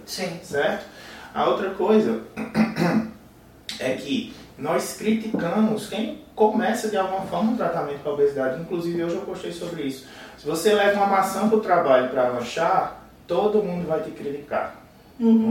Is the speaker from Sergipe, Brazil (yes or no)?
no; Paraíba, Brazil; accent: nordestino; also born or lived in Rio de Janeiro; eu sou da Paraíba